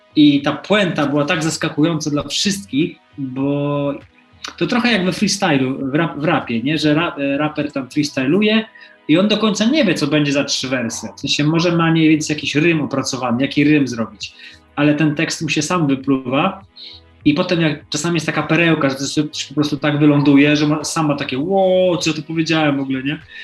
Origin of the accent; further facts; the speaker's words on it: Poland; also born or lived in United States; się urodziłem w Polsce